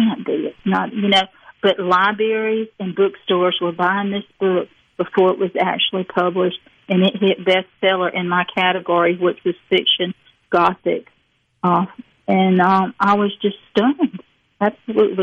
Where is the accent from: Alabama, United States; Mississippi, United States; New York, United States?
Mississippi, United States; Petal; moved away; also born or lived in New England / Northampton; I'm from Petal. It was a 2 red light town till it got Walmart and got 3.